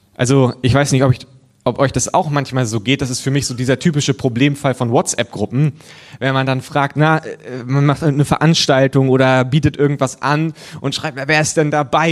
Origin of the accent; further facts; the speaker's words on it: Germany; als Deutscher